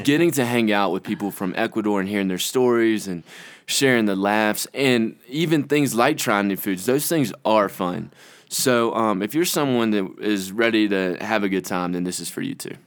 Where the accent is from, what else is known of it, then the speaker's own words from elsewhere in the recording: Conway, South Carolina, United States; I'm from Conway, South Carolina.